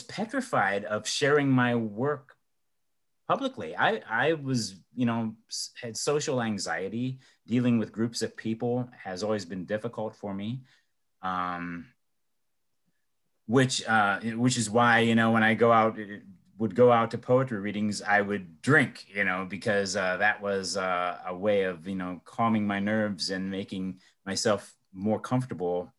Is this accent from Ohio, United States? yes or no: yes; Elyria, Ohio, United States; my hometown of Elyria or in Cleveland